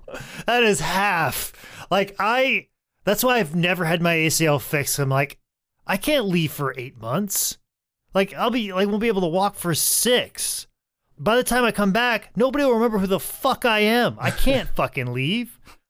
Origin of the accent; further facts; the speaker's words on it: New York, United States; Cause I'm from New York. The Empire State, the world, the country are just copying what we're doing on the street.